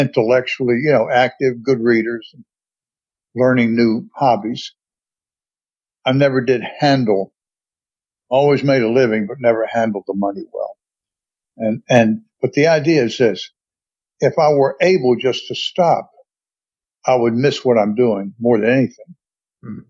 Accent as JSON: {"language": "English", "region": "North Carolina", "country": "United States", "tie": "born or raised there", "also_born_or_lived": "Atlanta, Georgia", "moved": "as an adult", "said": "I grew up in a part of the country, the South, North Carolina"}